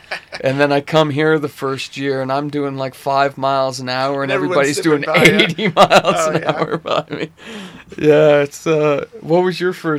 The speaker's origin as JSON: {"language": "English", "region": "Southern California", "country": "United States", "tie": "born or raised there", "moved": "as an adult", "lives_now": "Utah, United States", "said": "When I was growing up in Southern California, we actually got off for rain."}